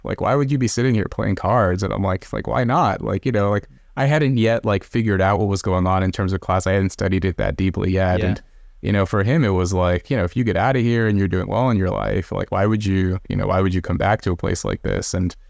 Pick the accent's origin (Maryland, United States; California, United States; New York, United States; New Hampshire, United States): California, United States; where we grew up near Red. We were actually in Corning. I don't know if you, I know you're in California. I don't know if you know where Corning is. It's way up north. It's up in the sticks, man.